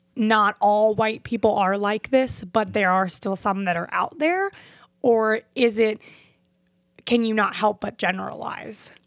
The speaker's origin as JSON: {"language": "English", "town": "Fort Lauderdale", "region": "Florida", "country": "United States", "tie": "born or raised there", "said": "I grew up in Fort Lauderdale and Hollywood area"}